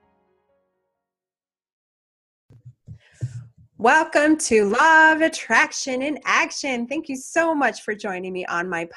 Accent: Portland, Oregon, United States; my hometown of Portland, Oregon

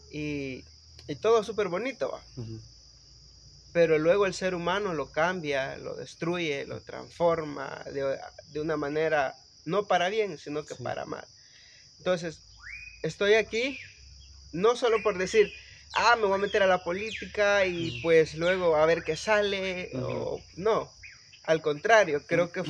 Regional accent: El Salvador; Eh, creé mi propia tecnología, soy científico de la República del Salvador

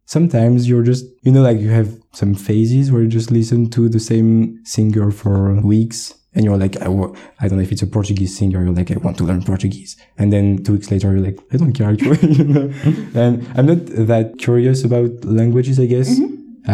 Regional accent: Paris, Île-de-France, France; accent: Parisian; first language French; English is a second language; moved away as an adult; also born or lived in United Kingdom; They have some different pronunciation in the south. I'm from Paris, so I have, I guess, like the Parisian pronunciation accent.

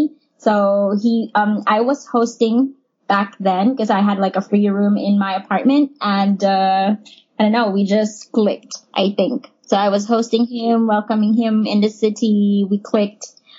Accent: Philippines; Ruben is from Spain and I'm from the Philippines.

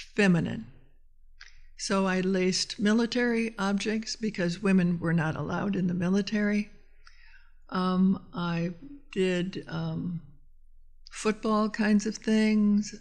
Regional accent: Austin, Minnesota, United States; now in Portland, United States; my hometown of Austin, Minnesota

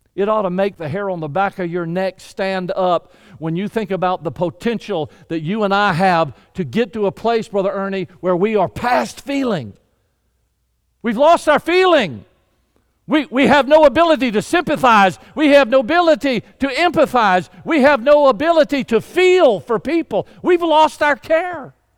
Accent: Deep South, United States; I was raised in the Deep South

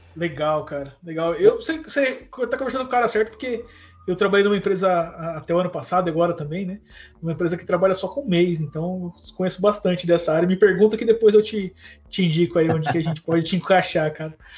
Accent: Londrina, Paraná, Brazil; Eu sou de Londrina, cara. Tô aqui em Londrina agora

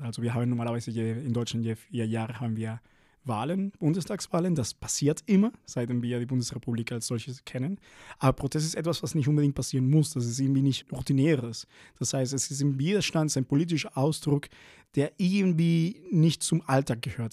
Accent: Venezuela; now in Berlin, Germany; bin ich in Venezuela aufgewachsen

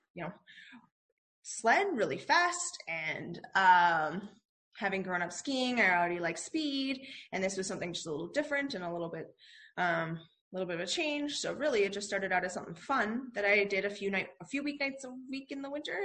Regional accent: Calgary, Alberta, Canada; born and raised in Calgary, um, which is in the province of Alberta in Canada, um, and grew up here.

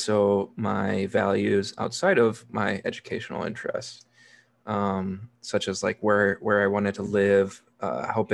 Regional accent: Neenah, Wisconsin, United States; also born or lived in Milwaukee, Wisconsin; I grew up in Neenah, which is right in the Fox Valley of Wisconsin, kind of in the center of the state

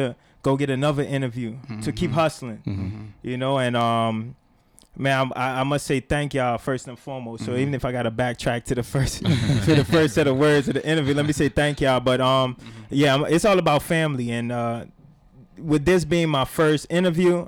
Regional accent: Georgetown, Demerara-Mahaica, Guyana; Born and raised in Georgetown, Guyana, South America.

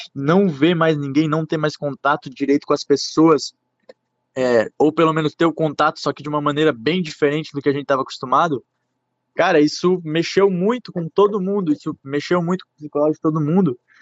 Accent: Guabiruba, Santa Catarina, Brazil; eu sou da Guabiruba, que eu moro em Guabiruba.

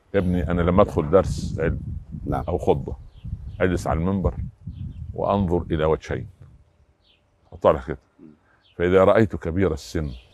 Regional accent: Egypt; عندنا في مصر

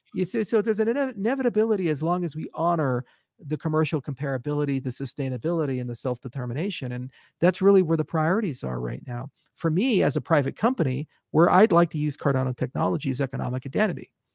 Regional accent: United States; As an American

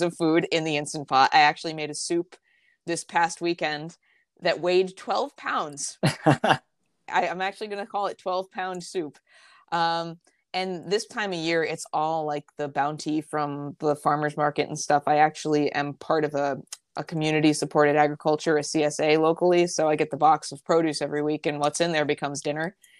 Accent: just outside of Albany, upstate New York, United States; I am from upstate New York, uh, just outside of Albany, and I still live there

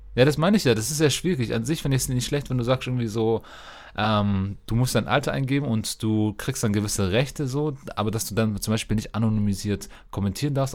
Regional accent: Germany; als Deutsche

